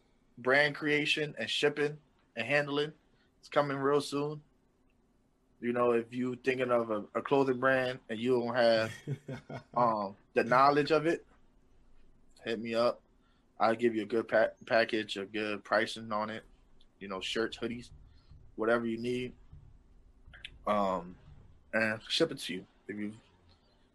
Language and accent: English; Philadelphia, Pennsylvania, United States; I'm from Philly